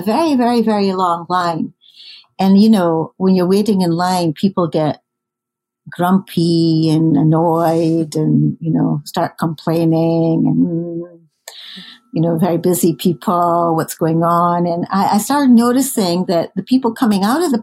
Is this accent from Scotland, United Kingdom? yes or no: yes; Scotland, United Kingdom; moved away; I grew up in Scotland